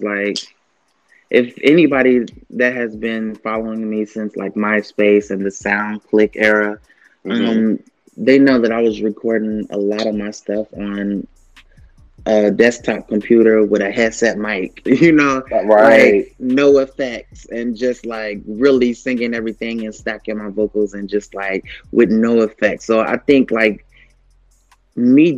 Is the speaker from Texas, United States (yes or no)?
no; Kentucky, United States; because I grew up in Kentucky